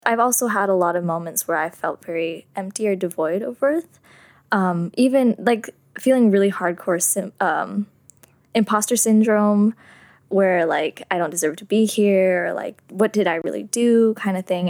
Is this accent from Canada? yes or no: no; San Jose, California, United States; I was born and raised in San Jose, California.